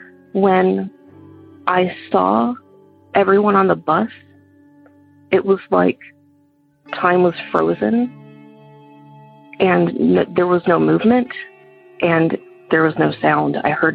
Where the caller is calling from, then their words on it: Georgia, United States; I'm calling from Georgia.